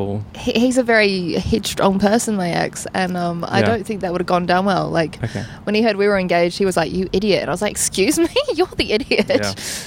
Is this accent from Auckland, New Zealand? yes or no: yes; Auckland, New Zealand; I moved a lot. So by age six, I probably went to about 7 different primary schools. Anything ranging from, like, Southside Bronx to suburbs and then, like... Each part of Auckland